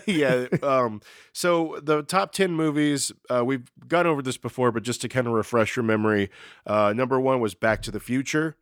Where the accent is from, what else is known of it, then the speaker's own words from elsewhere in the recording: Texas, United States; I'm from Texas